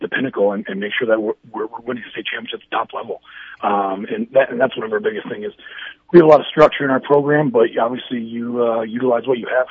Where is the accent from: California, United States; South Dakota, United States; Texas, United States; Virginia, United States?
South Dakota, United States; Brookings; also born or lived in Anchorage, Alaska / Pennsylvania / Fargo, North Dakota; I'm from Brookings